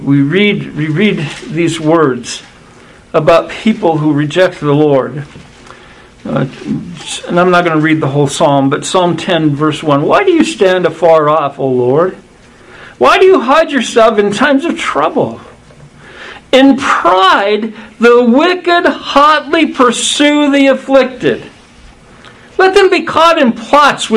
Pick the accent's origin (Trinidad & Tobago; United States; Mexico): United States; United States of America